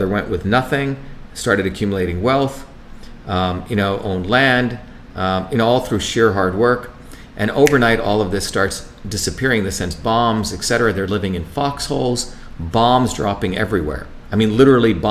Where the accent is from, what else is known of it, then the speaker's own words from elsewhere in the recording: Mumbai, Maharashtra, India; also born or lived in South India; now in United States; I grew up in Bombay as a kid, very cosmopolitan, crazy, wild city with every religion, and I also grew up in that small village in deep South India